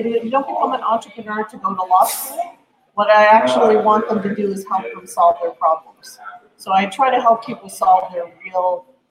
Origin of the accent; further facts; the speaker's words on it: Cape Breton Island, Nova Scotia, Canada; now in Halifax, Canada; I'm originally from Cape Breton Island in Nova Scotia, but I have moved to Halifax